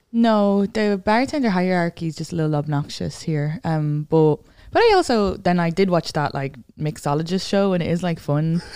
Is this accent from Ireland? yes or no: yes; Ireland; moved away as an adult; now in New York, United States; I grew up in the suburbs, and then my dad lives on a farm